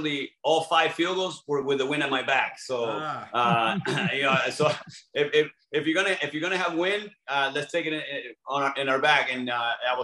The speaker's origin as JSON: {"language": "English", "town": "LaBelle", "region": "Florida", "country": "United States", "tie": "born or raised there", "also_born_or_lived": "Buenos Aires, Argentina", "said": "I grew up in the Fort Myers area, LaBelle"}